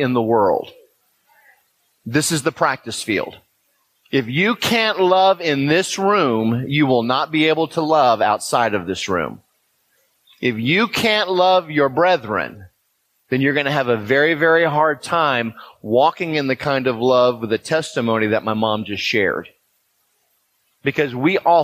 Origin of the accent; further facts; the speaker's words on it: Houston, Texas, United States; I'm a white man born in Houston, Texas